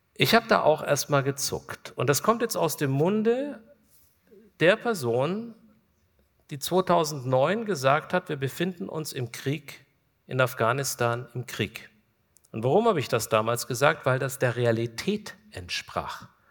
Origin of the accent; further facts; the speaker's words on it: Kulmbach, Bavaria, Germany; Wir sind in meiner Heimatstadt Kulmbach